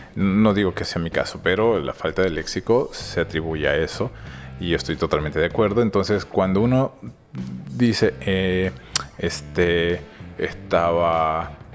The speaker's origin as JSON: {"language": "Spanish", "country": "Bolivia", "said": "como buen boliviano"}